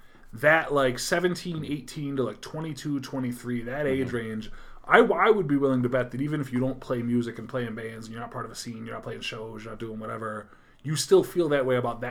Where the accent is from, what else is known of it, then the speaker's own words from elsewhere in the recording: Utica, New York, United States; the kids I grew up with in Utica